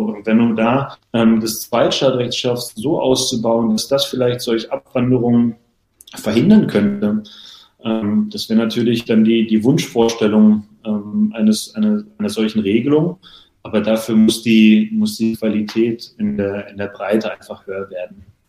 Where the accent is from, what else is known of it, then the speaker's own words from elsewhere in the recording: Berlin, Germany; first language German; moved away as an adult; now in Hannover, Germany; gebürtige Berliner und dementsprechend auch äh, groß geworden bei Spannung 04, mein Heimatverein